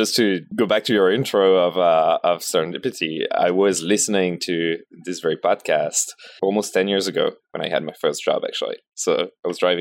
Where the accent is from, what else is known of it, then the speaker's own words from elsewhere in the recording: Paris, Île-de-France, France; Born and raised in Paris.